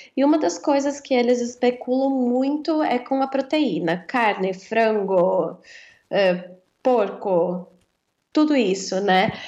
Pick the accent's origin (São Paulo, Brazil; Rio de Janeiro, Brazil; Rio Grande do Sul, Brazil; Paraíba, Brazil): São Paulo, Brazil; interior of; eu sou do interior de São Paulo